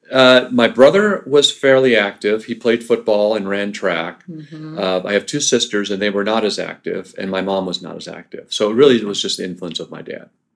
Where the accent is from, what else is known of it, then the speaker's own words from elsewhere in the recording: Pomona, California, United States; also born or lived in Norman, Oklahoma / Amarillo, Texas / Illinois / Ohio; And then to Pomona in Southern California. And I spent most of my youth in Pomona up until high school age.